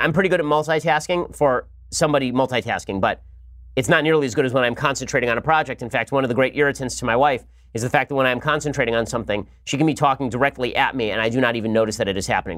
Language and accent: English; United States; I'm an American